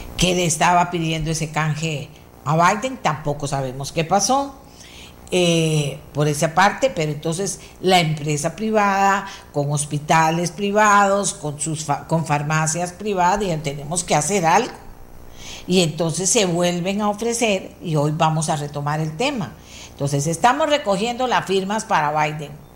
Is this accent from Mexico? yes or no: no; Costa Rica; nosotros somos ticos también